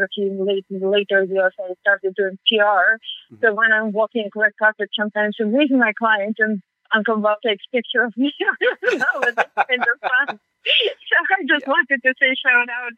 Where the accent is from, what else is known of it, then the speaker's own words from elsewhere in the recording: Georgia; first language Russian; English is a second language; moved away as an adult; now in United States; My native tongue is Russian. I speak also Georgian because I'm from the Republic of Georgia